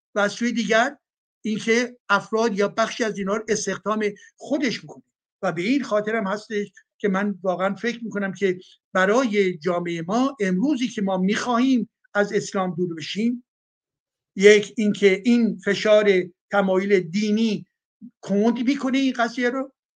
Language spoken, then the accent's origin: Persian; Iran; moved away; مایی که از ایران اومدیم بیرون